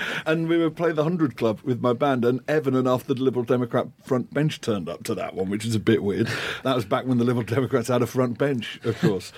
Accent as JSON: {"language": "English", "town": "Liverpool", "region": "North West England", "country": "United Kingdom", "tie": "born or raised there", "also_born_or_lived": "Scotland", "moved": "yes", "said": "growing up in Liverpool, spent most of my formative years in Scotland"}